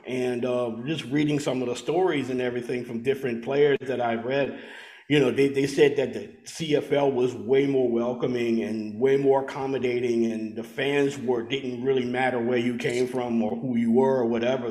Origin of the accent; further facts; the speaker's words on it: Louisiana, United States; growing up in you know in Louisiana